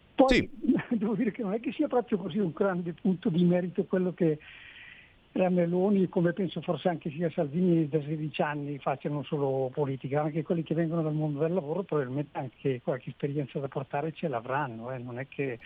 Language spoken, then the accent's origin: Italian; Belluno, Veneto, Italy; now in Bolzano, Italy; io sono un belumato, belonese